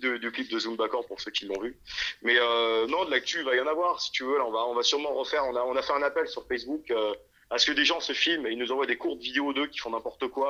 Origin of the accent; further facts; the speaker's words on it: France; on vient de Chaland, si tu veux. C'est une ville qui n'est pas du tout métal